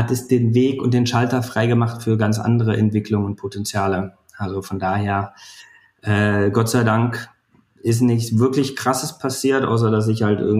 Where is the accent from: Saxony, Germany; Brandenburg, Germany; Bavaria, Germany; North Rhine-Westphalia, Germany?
Brandenburg, Germany; born there; in, äh, in der Lausitz, also zwischen Cottbus und Dresden, Brandenburg.